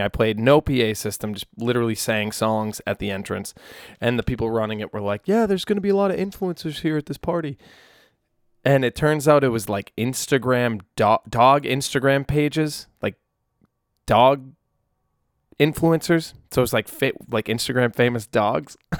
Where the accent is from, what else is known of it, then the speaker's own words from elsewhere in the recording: New England, North Shore of Massachusetts, United States; now in Nashville, United States; I grew up in New England